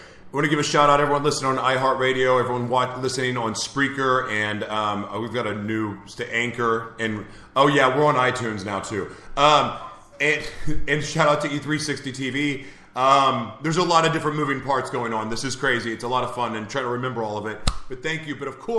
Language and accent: English; Oklahoma, United States; I'm from Oklahoma. I get it.